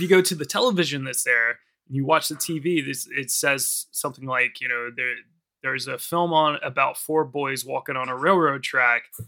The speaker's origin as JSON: {"language": "English", "country": "United States", "tie": "born or raised there", "moved": "yes", "lives_now": "United Kingdom", "said": "in America, like especially in my hometown"}